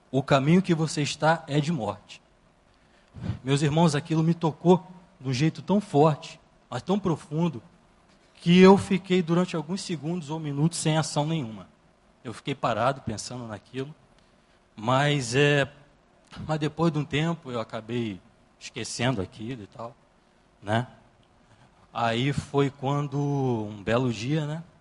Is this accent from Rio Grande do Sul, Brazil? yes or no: no; Rio de Janeiro, Brazil; Assim que eu, que eu vim morar aqui na região do Recreio, né? Porque, poxa, eu vim lá da, da Baixada Fluminense, e sabe como é, né?